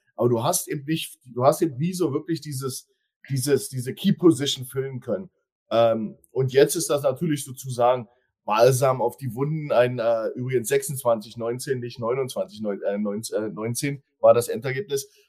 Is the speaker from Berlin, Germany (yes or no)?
yes; Berlin, Germany; now in Hildesheim, Germany; Ja, ich bin zwar aus Berlin, aber ich lebe da nicht